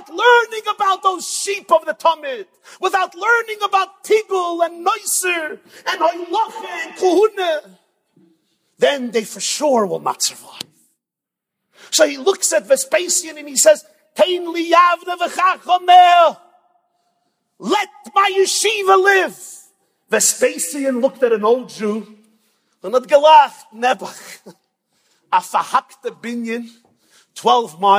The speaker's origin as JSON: {"language": "English", "region": "New York", "country": "United States", "said": "I'm from New York."}